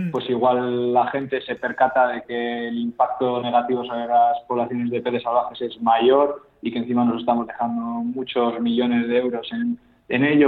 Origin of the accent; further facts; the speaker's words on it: Cantabria, Spain; Yo soy de Cantabria